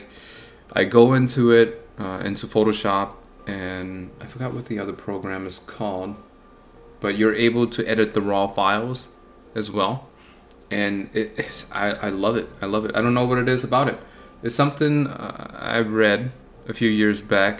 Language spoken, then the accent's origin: English; Buffalo, New York, United States; I'm from Buffalo, New York